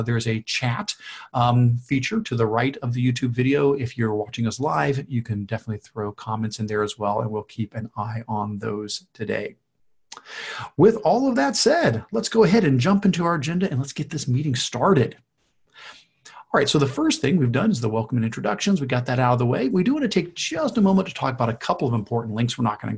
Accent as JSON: {"language": "English", "region": "Ohio", "country": "United States", "said": "Now, you heard us both say we're from Ohio"}